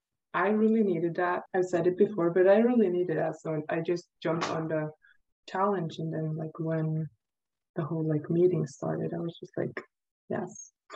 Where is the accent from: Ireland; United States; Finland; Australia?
Finland; moved away as an adult; now in France; I'm from Finland. Now living in France as an exchange student